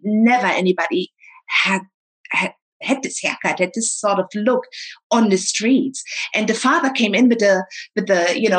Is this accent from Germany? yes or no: yes; East Germany, Germany; And also, they always appreciated me saying I'm from East Germany.